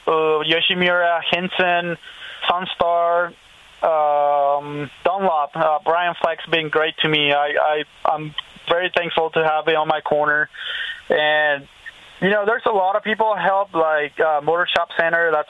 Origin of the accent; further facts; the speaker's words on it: Brazil; No, I think I think what they did post was that I was from Brazil.